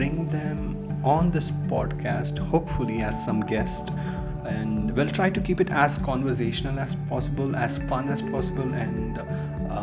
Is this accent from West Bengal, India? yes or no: no; Chennai, Tamil Nadu, India; now in Oman; I'm from India basically. I come from the southern part of India, which is Chennai